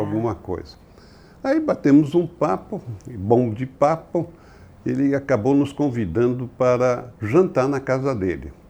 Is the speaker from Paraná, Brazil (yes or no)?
no; São Paulo, Brazil; also born or lived in Rio de Janeiro; eu nasci no Rio de Janeiro, mas vim para São Paulo quando eu tinha sete anos. Ah. Consequentemente, a minha criação é paulista.